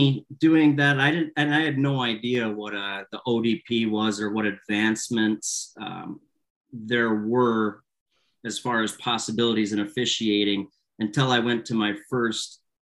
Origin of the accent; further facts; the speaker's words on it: Traverse City, Michigan, United States; So was playing all throughout youth hockey in Traverse City, Michigan, my hometown.